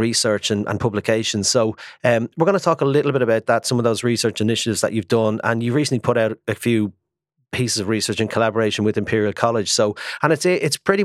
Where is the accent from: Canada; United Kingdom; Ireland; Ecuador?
Ireland; I'm an Irish man